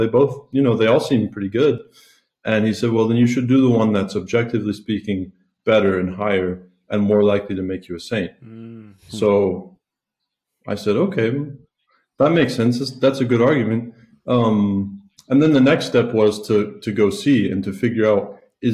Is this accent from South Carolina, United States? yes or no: yes; South Carolina, United States; moved away as an adult; now in Italy; I'm originally from South Carolina. I grew up not Catholic